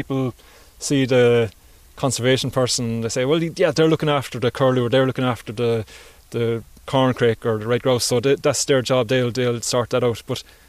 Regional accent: Ireland; So it really sprung up upon us as an Irish people as to what has happened

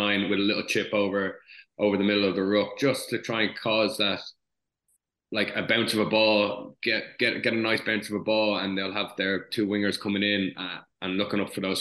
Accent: Ireland; as an Irish nation

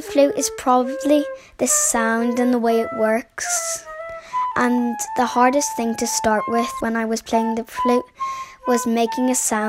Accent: Belfast, Northern Ireland, United Kingdom; I'm 9 years old and I'm from Belfast.

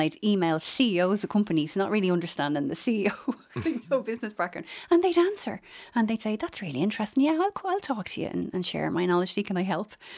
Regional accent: Dublin, Leinster, Ireland; I'm from Finglas and, you know, when I went to secondary school, it was, it was the local tech

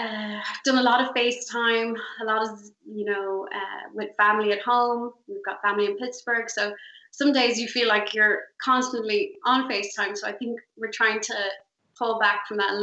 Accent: Dunboyne, County Meath, Ireland; now in New York, United States; Originally from Dunboyne, County Meath

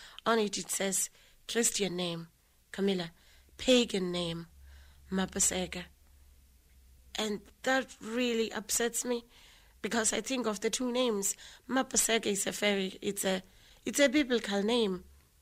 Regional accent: Lesotho; moved away as an adult; now in Ireland; I grew up in a little place called Harabushuri

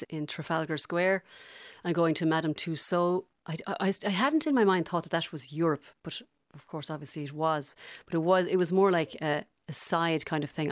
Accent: Galway, Connacht, Ireland; accent: Galway; I do remember my accent slightly changing, not to English, but to more kind of uh, less Gal- Galway than it is now

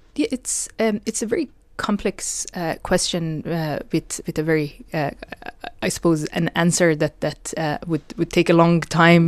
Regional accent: Iran; moved away; when I was growing up in Iran

